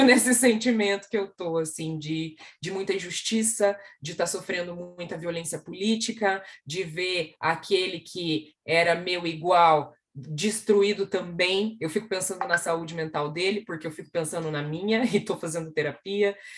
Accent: Curitiba, Paraná, Brazil; eu sou uma mulher preta, retinta, que nasceu na cidade de Curitiba

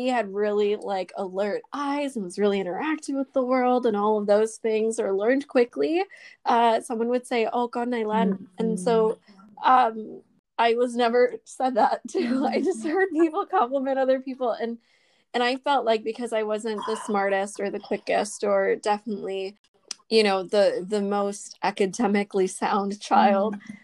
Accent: United States; I'm Vietnamese American and I am also an oldest daughter.

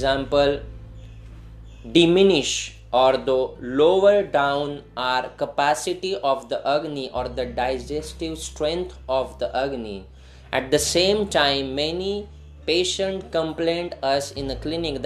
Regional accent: India

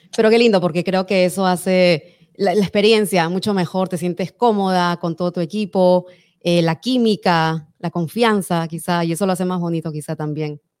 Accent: Peru; moved away; Yo soy peruana

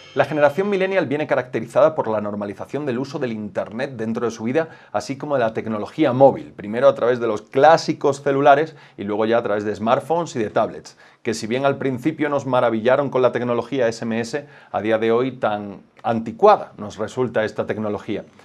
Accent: Spain; somos los jóvenes españoles sobradamente preparados

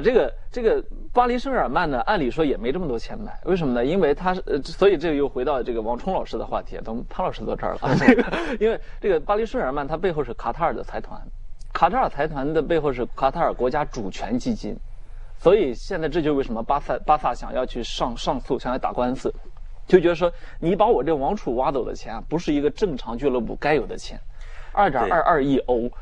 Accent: China; 我们中国人民

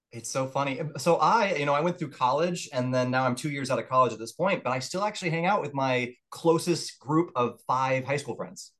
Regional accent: Murfreesboro, Tennessee, United States; also born or lived in Orange County, Florida; I would count myself as definitely living for the most of my upbringing in Tennessee

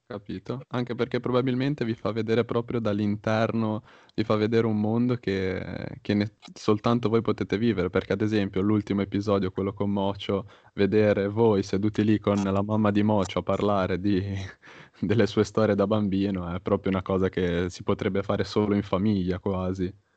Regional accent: Genoa, Liguria, Italy; io son di Genova

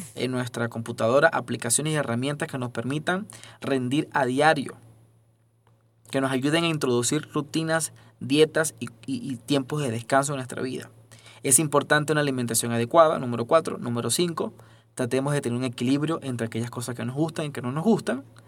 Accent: Venezuela; moved away; soy venezolano

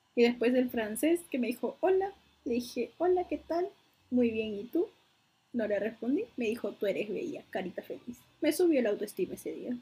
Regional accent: Peru; soy de Perú

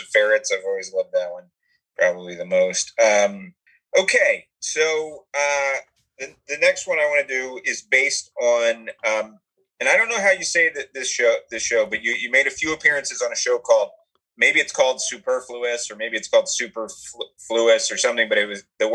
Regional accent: Atlanta, Georgia, United States; I was from Atlanta

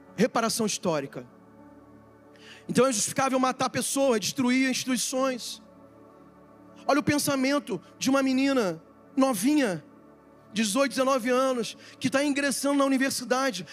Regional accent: Brazil; Eu sou brasileiro

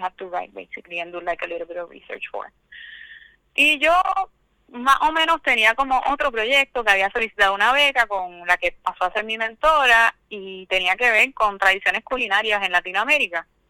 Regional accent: Cabo Rojo, Puerto Rico; moved away; yo soy de Cabo Rojo, del campo en Cabo Rojo

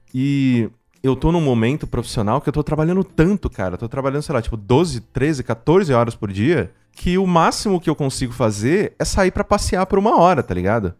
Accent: Mococa, São Paulo, Brazil; moved away as an adult; now in São Paulo, Brazil; Exato, eu sou de Mococa. Assim, eu não nasci em Mococa, eu nasci aqui em São Paulo.

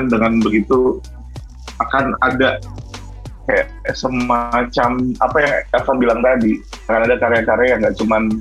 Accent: Lampung, Indonesia; Gue juga orang Sumatera. {S0} Tapi kita di {S1} ujung-ujung gue di Lampung, lo di Medan.

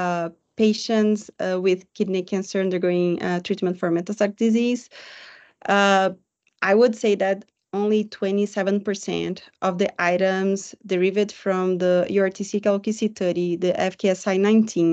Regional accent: Brazil; I am a psychologist from Brazil.

